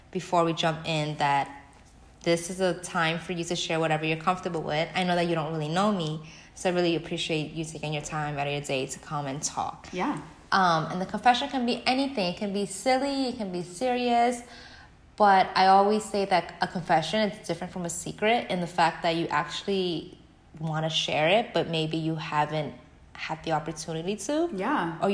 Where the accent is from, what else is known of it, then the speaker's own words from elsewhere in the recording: New York City, New York, United States; I'm such a New Yorker.